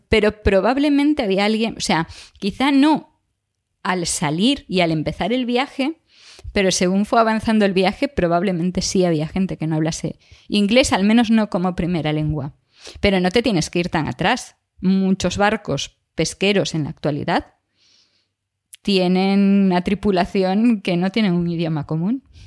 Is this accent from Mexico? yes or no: no; Galicia, Spain; accent: Galician; moved away; si no cambio a gallego, entonces sale el acento gallego y de repente mi acento se empieza a multiplicar